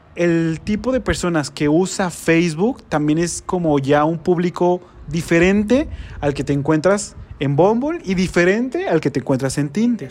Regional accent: Guadalajara, Jalisco, Mexico; De Guadalajara

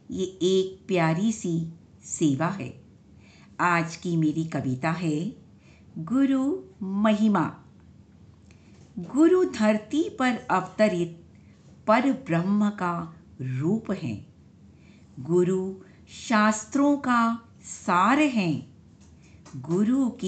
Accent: Delhi, India; दिल्ली से हूँ

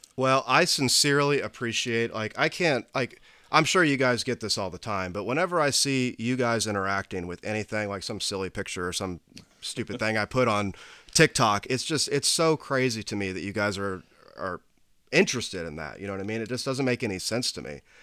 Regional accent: Indianapolis, Indiana, United States; I'm originally from the east side of Indianapolis

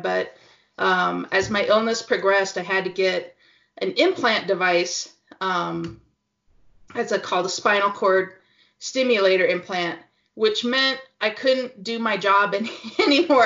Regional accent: Pacific Northwest, United States; now in Utah, United States; I'm from Pacific Northwest

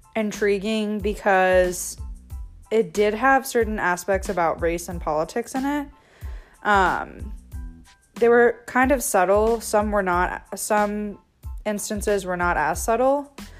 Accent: United States; I'm from the United States

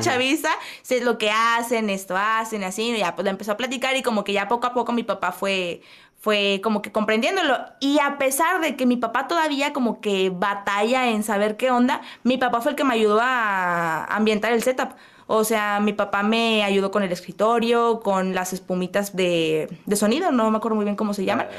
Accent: Monterrey, Nuevo León, Mexico; soy de Monterrey, Nuevo León, México

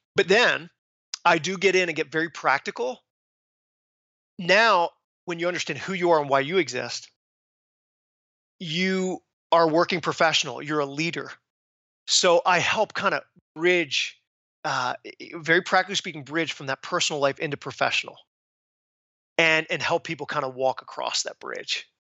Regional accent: Philadelphia, Pennsylvania, United States; I am from Philadelphia

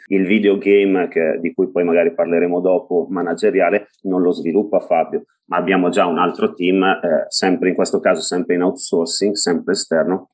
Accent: Bergamo, Lombardy, Italy; Io sono di Bergamo, sono di Bergamo.

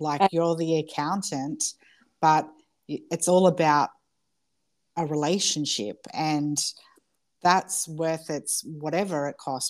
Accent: Wagga Wagga, New South Wales, Australia; I'm from Wagga

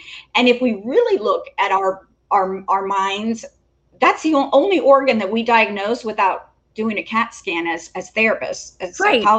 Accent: Cuba; born there; although I was born in Cuba, my parents never lived in a Cuban neighborhood or a Spanish neighborhood.

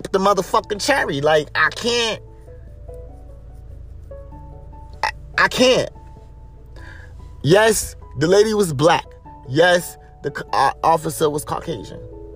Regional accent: Greensboro, North Carolina, United States; moved away; I'm back in my hometown. Because I'm originally from Greensboro, North Carolina.

